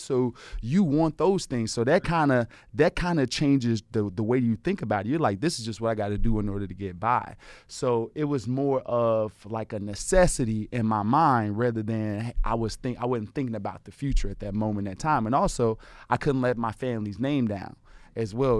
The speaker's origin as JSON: {"language": "English", "town": "Chicago", "region": "Illinois", "country": "United States", "tie": "born or raised there", "moved": "as an adult", "said": "my grandmother had a, you know, house on the south side of Chicago. We grew up in the Art Guild"}